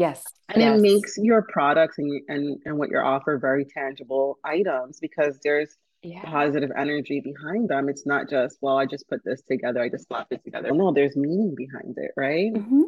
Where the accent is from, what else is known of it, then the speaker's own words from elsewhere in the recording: New York, United States; born there; now in Miami, United States; So I'm first generation, and I was born in New York, holla, New York. But I moved down to Miami. We moved as a family. We moved down to Miami.